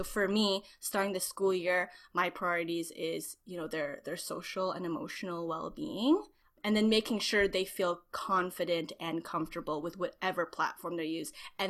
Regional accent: Philippines; A little bit of a background, I'm Filipino

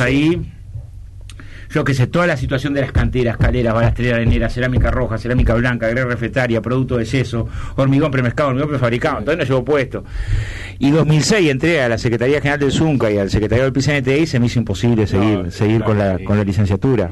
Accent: Villa Felicidad, Canelones, Uruguay; also born or lived in La Teja, Montevideo; Yo nací en, el Hospital de Canelones. Soy de Villa Felicidad, pero nací en el Hospital de Canelones.

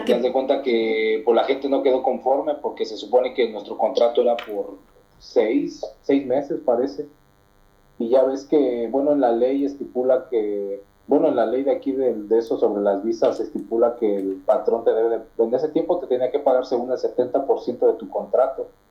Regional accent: Mexico; yo soy de México

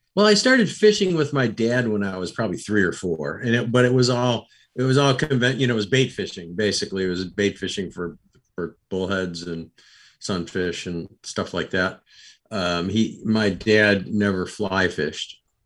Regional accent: Rochester, New York, United States; I grew up in Rochester, New York

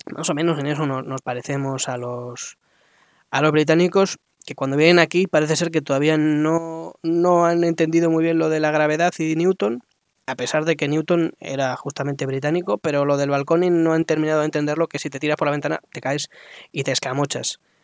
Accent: Spain; como españoles

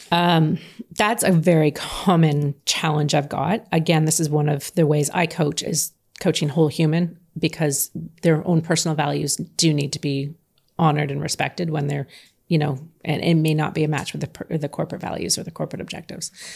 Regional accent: Canada; I'm from Canada

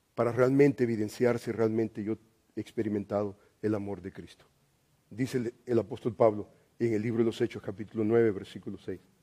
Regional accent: El Salvador; moved away; yo soy salvadoreño

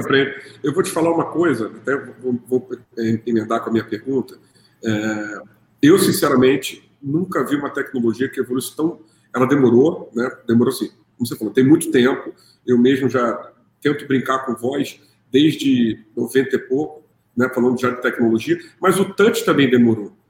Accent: Rio de Janeiro, Brazil; Como a gente fala aqui no Rio

